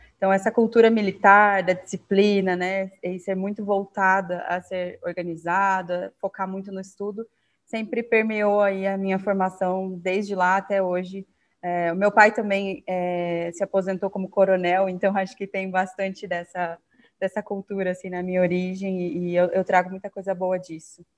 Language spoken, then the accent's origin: Portuguese; Curitiba, Paraná, Brazil; also born or lived in Rio Branco, Acre; eu moro em Curitiba já tem, ai, próximo, vai fazer quase 30 anos já, mas eu sou do Acre, de Rio Branco, da capital cresci aqui